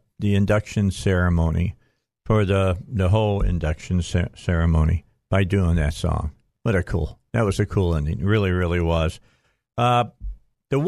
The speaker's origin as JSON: {"language": "English", "town": "Gary", "region": "Indiana", "country": "United States", "tie": "born or raised there", "said": "my hometown. It's where I was born, Gary, Indiana"}